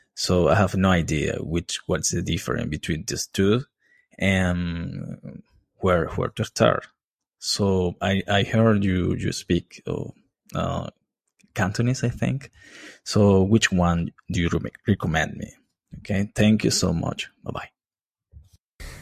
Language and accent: English; Venezuela; now in Montreal, Canada; I'm from Venezuela, but I live in Montreal, Canada.